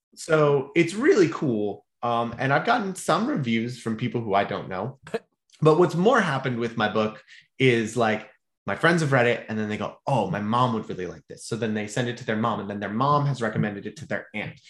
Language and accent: English; Mount Pleasant, Michigan, United States; moved away as an adult; also born or lived in Charlotte, North Carolina; now in Central Florida, United States; I was raised in Mount Pleasant, ah, Michigan